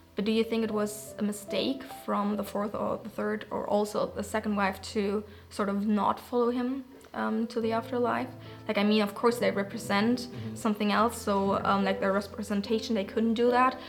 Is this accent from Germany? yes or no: yes; Germany; moved away; from Germany.